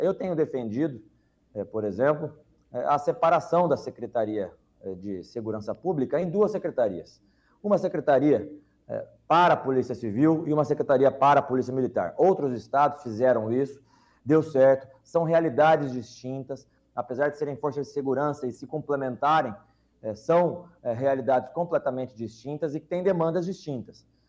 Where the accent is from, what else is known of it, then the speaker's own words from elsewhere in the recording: Londrina, Paraná, Brazil; na cidade de Londrina, minha cidade natal